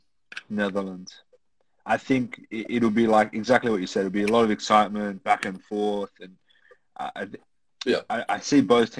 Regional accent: Sydney, New South Wales, Australia; I'm from Sydney.

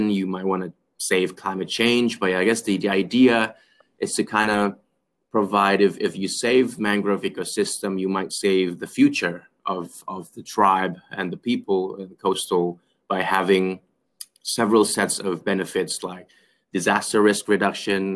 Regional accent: Jakarta, Indonesia; Growing up in Jakarta, I mean, like, it's a city life

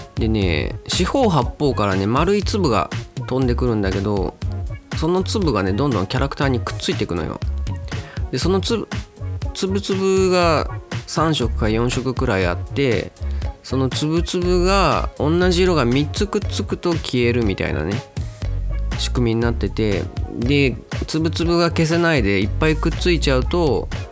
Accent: Itabashi, Tokyo, Japan; うちの地元板橋区っていうところがあるんですけど

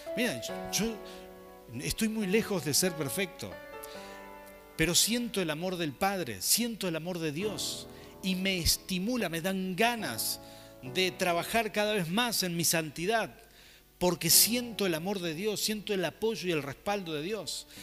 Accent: Mendoza, Argentina; somos mendocinos

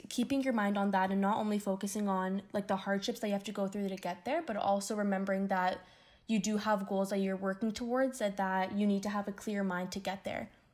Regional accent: Windsor, Ontario, Canada; moved away as an adult; now in Toronto, Canada; I'm originally from Windsor, Ontario, which is about four and a half hours away from Toronto.

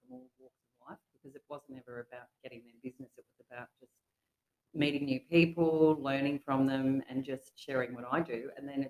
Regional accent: Australia; moved away as an adult; also born or lived in Terrigal; now in Gold Coast, Australia; a little ski resort town, which was originally my hometown where I was born.

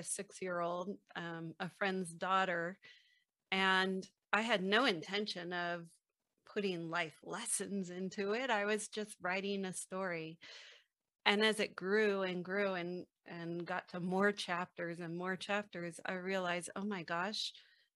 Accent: San Francisco, California, United States; I was born in the Haight-Ashbury district of San Francisco in the mid-1960s.

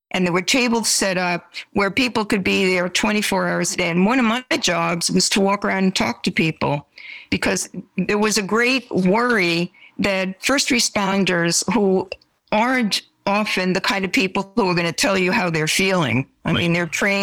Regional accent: New York City, New York, United States; moved away as an adult; now in Santa Clara County, United States; I am a New Yorker, because I grew up in that area, because I went to college in New York

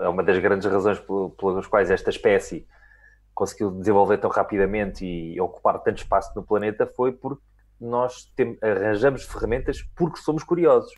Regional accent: Lisbon, Portugal; eu mal ou bem sou muito lisboeta e tive uma educação muito lisboeta.

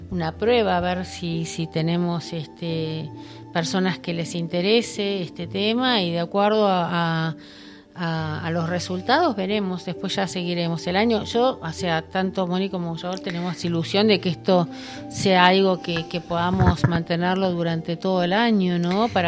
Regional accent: Buenos Aires, Argentina; Sí, yo lo que lo que sentí es que cuando yo en su momento este vine de Buenos Aires

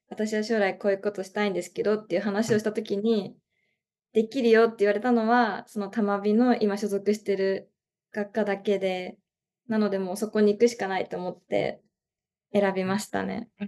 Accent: Chiba, Japan; 千葉です。

